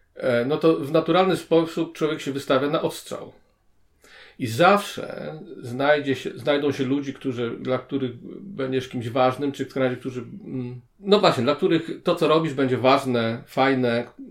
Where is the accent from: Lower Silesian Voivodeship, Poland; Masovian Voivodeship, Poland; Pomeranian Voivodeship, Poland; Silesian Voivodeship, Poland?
Pomeranian Voivodeship, Poland; Gdańsk; now in Kraków, Poland; Jestem rodowitym gdańszczaninem, mieszkającym na stałe w Krakowie.